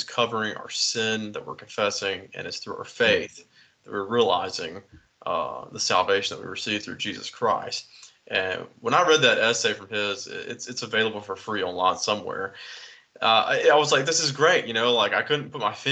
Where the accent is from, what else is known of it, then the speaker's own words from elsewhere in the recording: United States; I'm an American